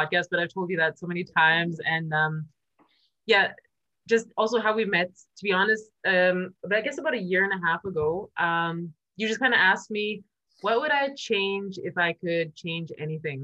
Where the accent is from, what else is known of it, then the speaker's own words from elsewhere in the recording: Canada; moved away as an adult; now in Germany; I come from Canada originally. I am born there. I live in Germany. I've been living here for about 16, 17 years